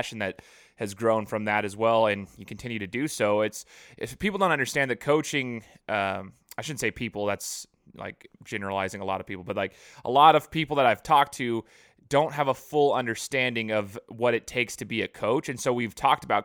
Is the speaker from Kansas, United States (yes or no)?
no; Boise, Idaho, United States; I'm from Boise